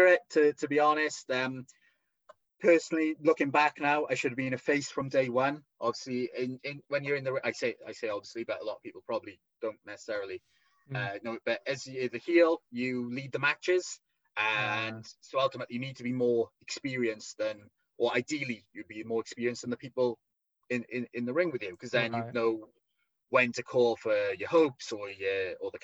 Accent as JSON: {"language": "English", "region": "Wales", "country": "United Kingdom", "accent": "thick Welsh", "said": "my thick Welsh accent"}